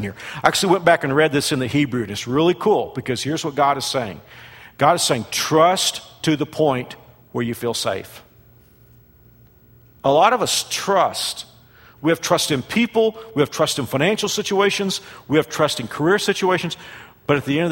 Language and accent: English; Fort Worth, Texas, United States; also born or lived in Burnet, Texas; who also lived in Fort Worth, my hometown